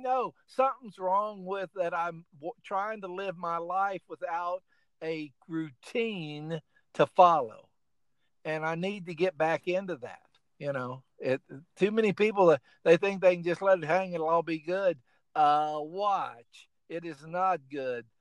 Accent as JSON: {"language": "English", "region": "Oklahoma", "country": "United States", "tie": "born or raised there", "also_born_or_lived": "Illinois", "moved": "yes", "lives_now": "South Carolina, United States", "said": "I went to school in Illinois, and I grew up in Oklahoma"}